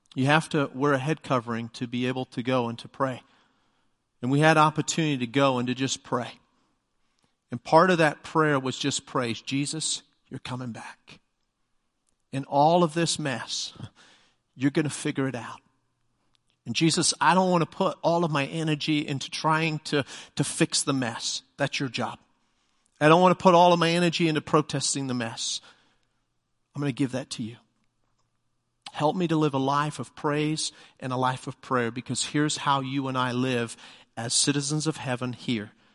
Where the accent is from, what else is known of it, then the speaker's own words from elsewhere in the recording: England, United Kingdom; first language English; moved away as an adult; now in United States; being English